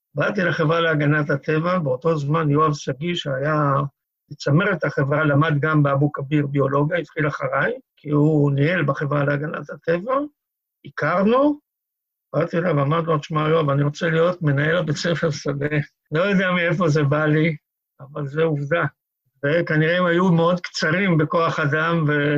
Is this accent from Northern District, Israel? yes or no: yes; Kiryat Tivon, Northern District, Israel; שזה חלק מטבעון של היום. שם נולדתי וגדלתי